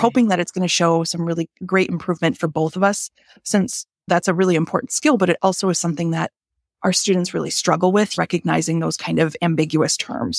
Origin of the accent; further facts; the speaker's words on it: Green Bay, Wisconsin, United States; I grew up in Green Bay